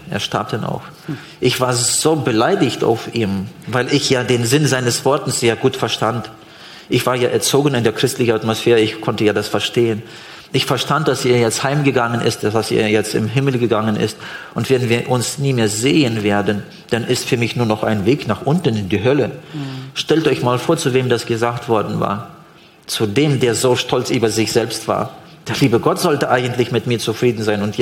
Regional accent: Switzerland; Gibt's eigentlich. bei uns in der Schweiz nicht, glaube

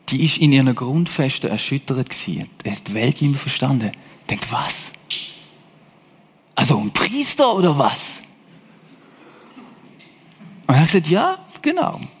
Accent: Hesse, Germany; By the way, ich bin einmal in Deutschland aufgewachsen als Schweizer. Also ich habe so ein bisschen Connection zu denen. Deutsche, auch zu diesen Hessen, dort bin ich nämlich gewesen

